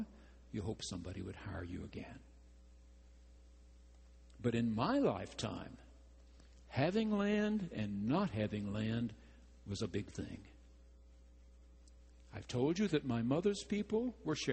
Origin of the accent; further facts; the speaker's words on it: 30 miles from Marshall, Texas, United States; Wiley College in Marshall, Texas, 30 miles from my hometown.